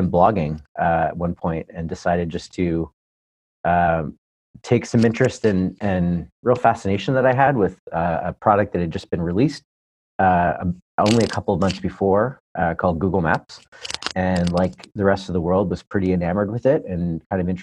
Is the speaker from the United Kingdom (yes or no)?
no; Southern Ontario, Canada; moved away as an adult; now in Palo Alto, United States; I hail from Southern Ontario, Canada, originally from Canada